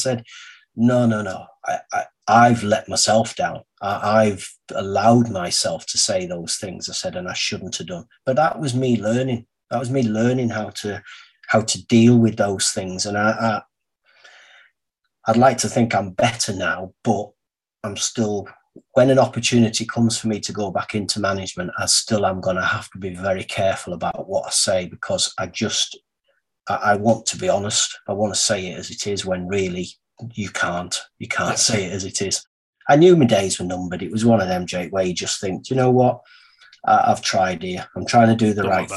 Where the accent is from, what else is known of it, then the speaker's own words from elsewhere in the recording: England, United Kingdom; as an Englishman